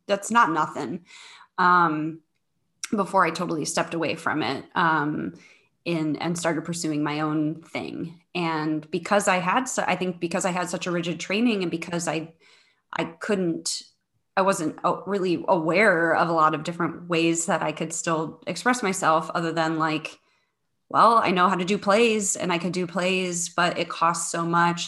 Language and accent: English; St. Charles, Missouri, United States; moved away as an adult; also born or lived in Cape Girardeau, Missouri; now in Chicago, United States; I am originally from the Saint Louis area. So I grew up in a suburb of Saint Louis, uh, called Saint Charles.